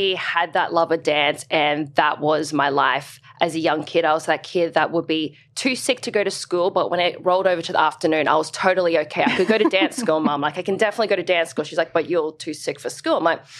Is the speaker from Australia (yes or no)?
yes; Brisbane, Queensland, Australia; So I'm from Brisbane. Okay. And I grew up in the north of Brisbane. Well, that's where we moved to.